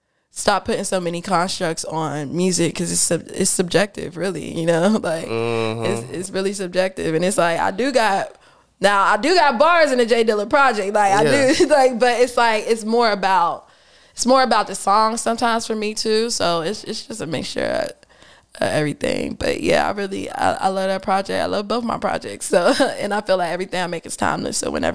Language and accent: English; Pittsburgh, Pennsylvania, United States; moved away; I'm from Pittsburgh